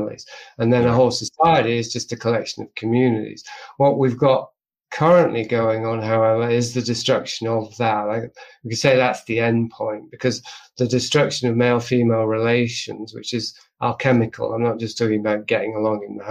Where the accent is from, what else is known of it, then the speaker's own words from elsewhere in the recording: England, United Kingdom; I'm from England